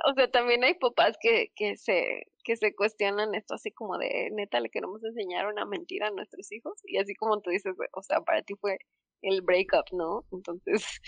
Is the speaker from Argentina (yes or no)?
no; Mexico; somos mexicanos y entonces tenemos como cultura católica